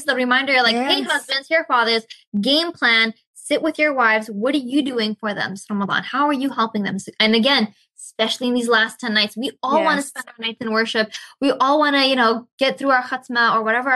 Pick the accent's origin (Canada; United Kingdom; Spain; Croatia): Canada; Victoria, British Columbia; moved away as an adult; also born or lived in Malaysia; I moved back to Canada, my hometown here in Victoria